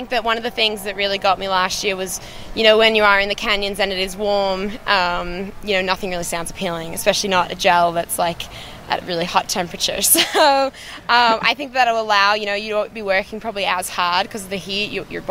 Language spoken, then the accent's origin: English; Australia; I'm Australian.